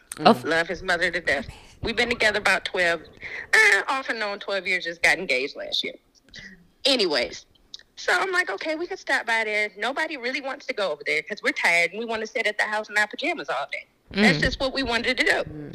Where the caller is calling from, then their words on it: Raleigh, North Carolina, United States; I'm calling from Raleigh, North Carolina.